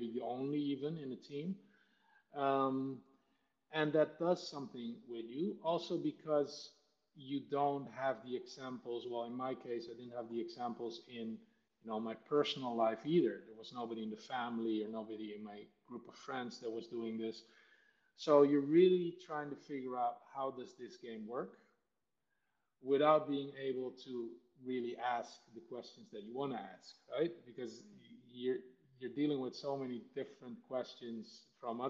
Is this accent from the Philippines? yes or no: no; Netherlands; also born or lived in Suriname; I grew up in the Netherlands. I was 2 when I moved to the Netherlands.